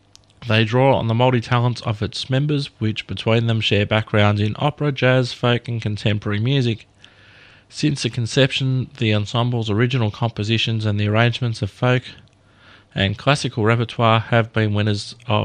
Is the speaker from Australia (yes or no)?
yes; Australia